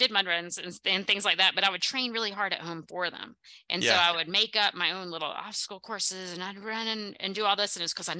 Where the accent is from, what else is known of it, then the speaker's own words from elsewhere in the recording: the South, United States; accent: Southern; I'm bringing out my Southern accent.